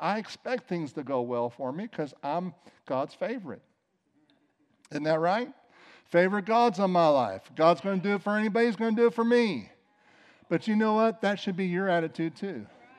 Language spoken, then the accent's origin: English; East St. Louis, Illinois, United States; you know, we grew up in several different places, but one of the places we grew up was in East St. Louis.